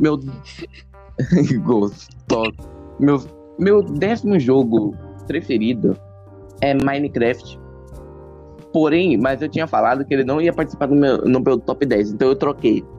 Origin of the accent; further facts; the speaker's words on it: Brazil; meu sangue é português de Portugal, né? Mas né, por é. causa disso que eu tenho, que, que eu sou do, tipo, nasci aqui no Brasil